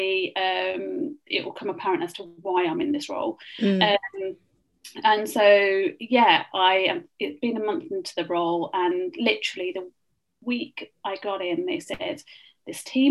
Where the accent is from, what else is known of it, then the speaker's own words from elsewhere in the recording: Birmingham, West Midlands, United Kingdom; moved away as an adult; also born or lived in Loughborough; now in London, United Kingdom; I'm originally not from London, so there is a slight accent there. I'm from the Midlands.